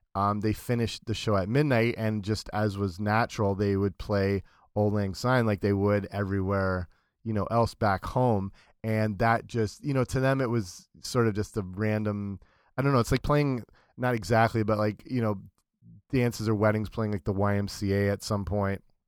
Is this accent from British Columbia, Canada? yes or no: no; London, Ontario, Canada; my hometown, London, Ontario